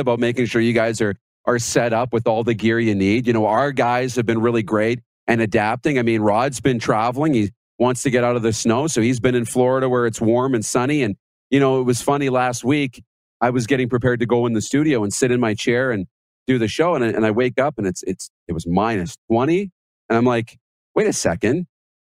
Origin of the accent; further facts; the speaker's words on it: Wynyard, Saskatchewan, Canada; My hometown, this is Wynyard, the Composite High School